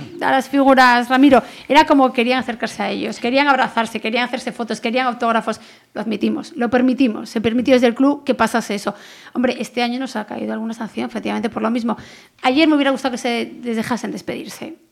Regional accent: Pontevedra, Galicia, Spain; yo sí soy de Pontevedra

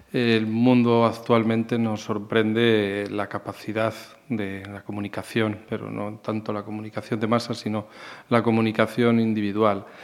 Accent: Salamanca, Castile and León, Spain; now in Galicia, Spain; yo soy salamantino, soy de Salamanca, aunque muy bien afincado ya aquí desde hace muchos años en Galicia. Soy un gallego más, ¿no?

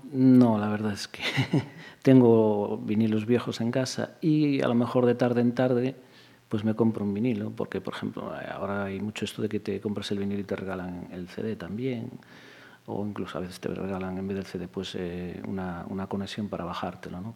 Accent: Pontevedra, Galicia, Spain; estudié aquí en la, Escuela de Magisterio de Pontevedra. Sí, Yo todo en Pontevedra

